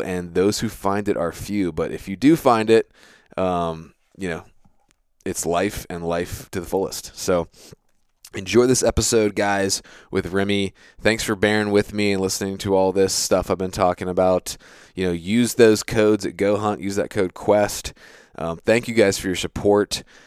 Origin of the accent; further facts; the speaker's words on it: East Coast, United States; I'm from the East Coast